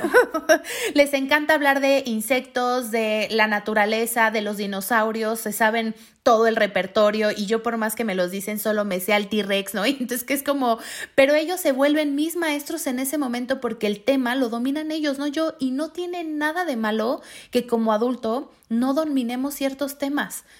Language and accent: Spanish; Mexico; Como mexicanos nos, nos merecemos vivir con esa calidad de vida